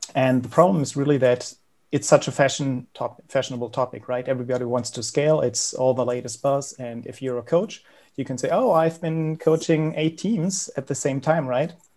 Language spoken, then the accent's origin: English; Berlin, Germany; I'm from Berlin, Germany, born and raised.